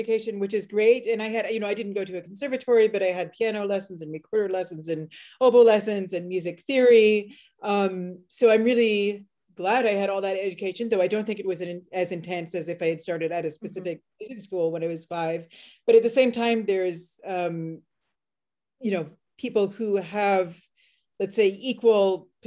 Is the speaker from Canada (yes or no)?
yes; Halifax, Nova Scotia, Canada; moved away as an adult; also born or lived in Netherlands / United States; growing up in Halifax